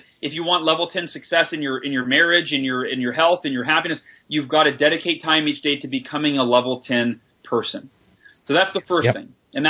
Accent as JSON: {"language": "English", "region": "California", "country": "United States", "said": "Down near San Diego."}